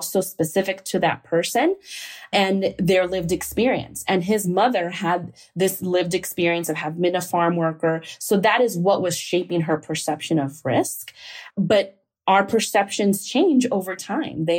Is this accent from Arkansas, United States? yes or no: no; Chicago, Illinois, United States; I'm from Chicago. My dad was a construction worker. My mom worked in a factory. They're both immigrants from Mexico.